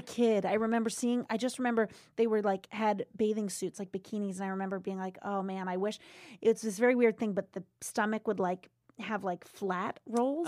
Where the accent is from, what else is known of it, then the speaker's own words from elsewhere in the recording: Seekonk, Massachusetts, United States; I grew up in Seekonk, Mass, right outside of Providence, Rhode